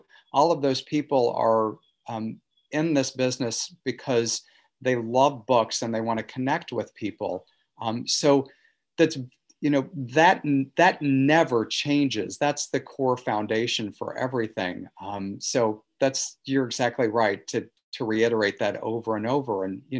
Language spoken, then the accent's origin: English; the Ozarks, United States; I felt, you know, as a kid growing up in the Ozarks, that there was a golden key that was passed around in Manhattan